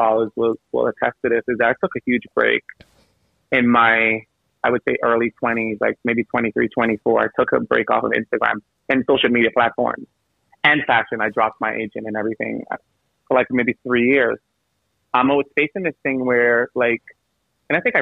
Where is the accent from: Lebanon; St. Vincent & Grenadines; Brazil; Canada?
St. Vincent & Grenadines; now in New York City, United States; I'm from the Caribbean. So, I'm from St. Vincent, super small island